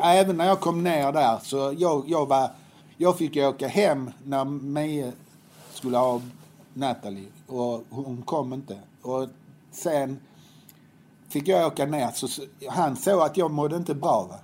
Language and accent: Swedish; Helsingborg, Skåne, Sweden; Jag var uppväxt på Höga Borg